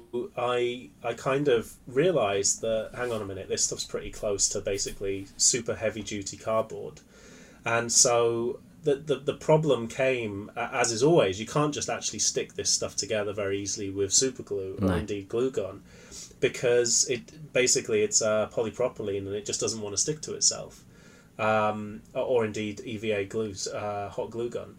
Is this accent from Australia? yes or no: no; Cumbria, North West England, United Kingdom; I grew up in Cumbria, which for anyone who isn't familiar with that, that's also known as the Lake District in the north of England.